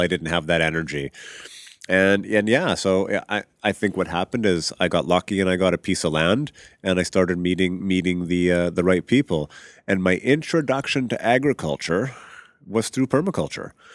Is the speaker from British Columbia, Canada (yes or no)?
no; Regina, Saskatchewan, Canada; moved away as an adult; also born or lived in England / Vancouver / Vancouver Island; I grew up in Regina, Saskatchewan, prairie